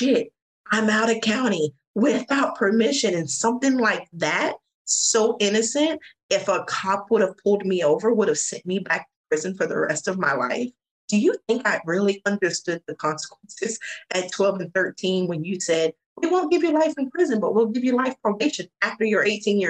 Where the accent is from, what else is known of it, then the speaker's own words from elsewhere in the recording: the South, United States; I'm from the South